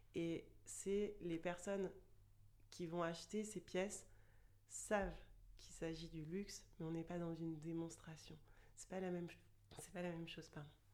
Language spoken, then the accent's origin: French; Chartres, Centre-Val de Loire, France; moved away as an adult; now in Toulouse, France; je vis à Toulouse depuis euh, un peu plus de 10 ans et je suis originaire de Chartres, une petite ville près de Paris.